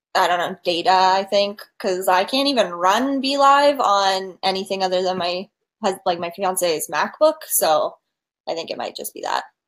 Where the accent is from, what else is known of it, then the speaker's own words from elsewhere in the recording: Canada; I'm Canadian